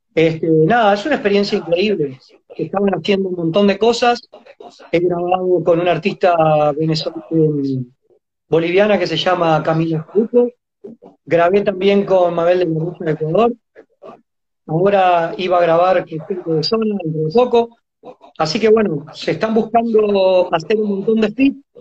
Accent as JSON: {"language": "Spanish", "region": "Montevideo", "country": "Uruguay", "tie": "born or raised there", "also_born_or_lived": "Mercedes, Soriano, Uruguay", "said": "cuando yo tenía 5 añitos se la jugó y se vino a Montevideo, a la capital, porque nosotros éramos de Mercedes, va, soy nacido en Mercedes, en Soriano"}